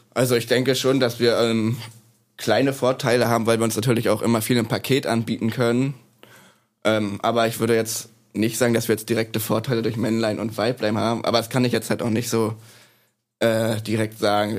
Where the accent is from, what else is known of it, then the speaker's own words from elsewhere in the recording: Neustrelitz, Mecklenburg-Vorpommern, Germany; also born or lived in Leipzig; now in Bremen, Germany; geboren bin ich in Neustrelitz in MacPom.